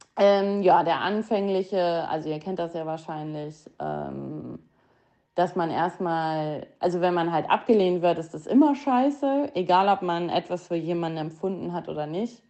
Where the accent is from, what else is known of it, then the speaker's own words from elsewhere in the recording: Hilden, North Rhine-Westphalia, Germany; now in Düsseldorf, Germany; aus Hilden, ähm, aus meiner Heimat, da wo ich aufgewachsen bin